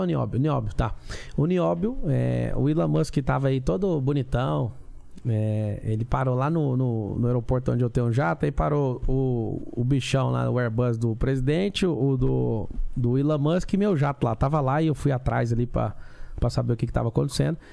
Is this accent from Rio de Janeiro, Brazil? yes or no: no; Goiás, Brazil; Eu sou sertanejo lá de Goiás